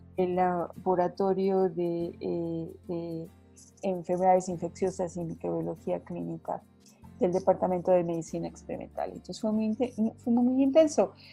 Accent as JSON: {"language": "Spanish", "town": "Mérida", "region": "Yucatán", "country": "Mexico", "tie": "born or raised there", "also_born_or_lived": "Hopelchén, Campeche", "moved": "as an adult", "lives_now": "Mexico City, Mexico", "said": "nací en un pueblo de Campeche que se llama Jopelche, en Campeche y eh, me eduqué casi la gran mayor parte de mi vida desde muy pequeñita en la ciudad de Mérida, sin de Mérida Yucatán"}